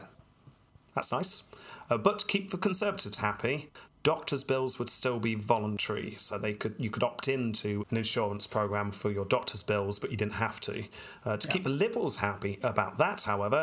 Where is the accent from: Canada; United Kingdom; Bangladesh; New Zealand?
United Kingdom; being British here